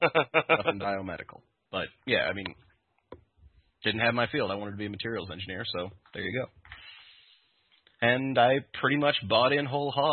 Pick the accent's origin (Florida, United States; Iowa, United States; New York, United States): Iowa, United States; born or raised there